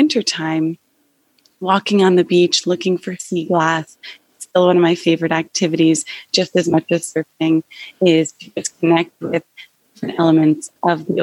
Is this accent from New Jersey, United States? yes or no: yes; New Jersey, United States; I grew up about 45 minutes away, and I grew up in New Jersey.